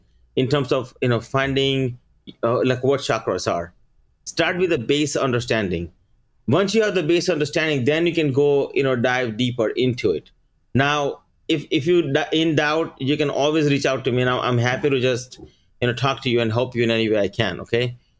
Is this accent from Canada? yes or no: no; India; moved away; So for instance, like, we came here from India, right? After we coming here, within 1 year, we bought a house.